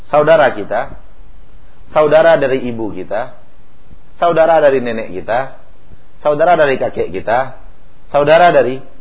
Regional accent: West Sumatra, Indonesia; Ganti guling kata orang Jawa, Pak. Kalau kita orang Minang ganti lapia.

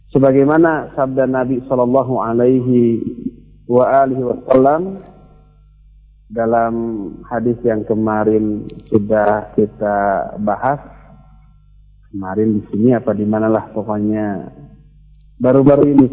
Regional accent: Bandung, West Java, Indonesia; Coba lihat, kita orang Bandung di sini, rata-rata kesannya lembut, lunak, lele, begitu ya.

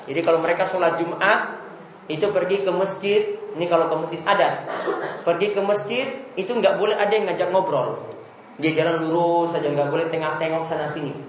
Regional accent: Ambon, Maluku, Indonesia; Ya, ini kalau di kampung saya di Ambon sana, mereka itu puasa hari pertama itu puasa

